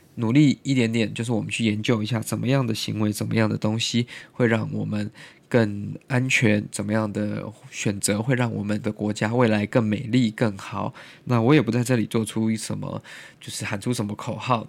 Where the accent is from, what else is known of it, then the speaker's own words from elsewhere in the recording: Taiwan; moved away; also born or lived in United States; 我们未来台湾的经贸、台湾的国际形势以及我们台湾人的生活